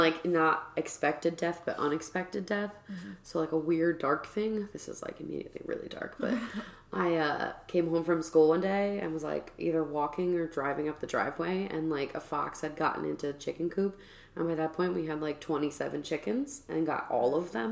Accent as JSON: {"language": "English", "region": "Central New Jersey", "country": "United States", "tie": "born or raised there", "said": "I grew up in Central New Jersey"}